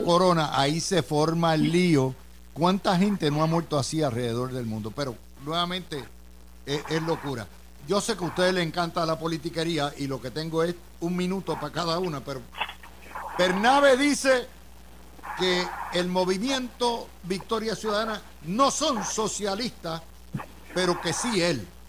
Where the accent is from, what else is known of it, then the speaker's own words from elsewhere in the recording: Puerto Rico; somos estadistas, somos capitalistas y somos puertorriqueños